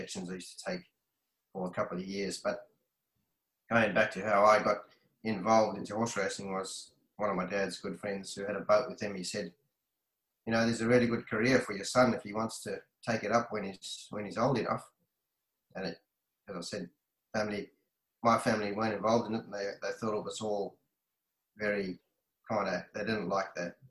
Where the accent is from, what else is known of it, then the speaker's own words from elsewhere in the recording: Zimbabwe; now in Brisbane, Australia; I was born and bred in Zimbabwe, not South Africa like most people think.